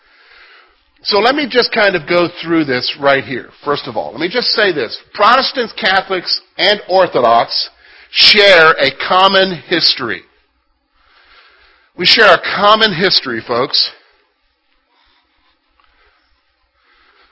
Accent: United States; also born or lived in Canada

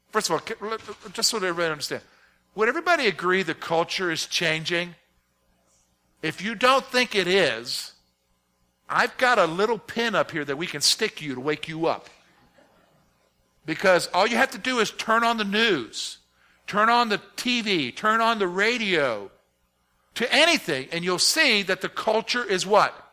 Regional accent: South Carolina, United States; also born or lived in Virginia; And a good portion of my growing up years was in South Caro

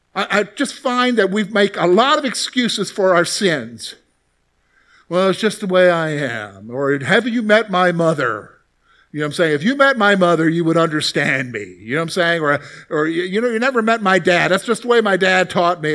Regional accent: Columbia, South Carolina, United States; growing up in the South, you hear a lot about salvation because it's very much a Christian culture down there

